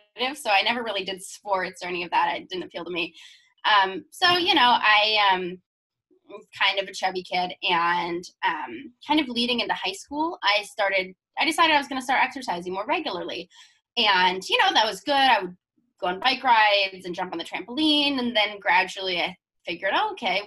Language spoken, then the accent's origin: English; Seattle, Washington, United States; my family's from Idaho, but I grew up in Seattle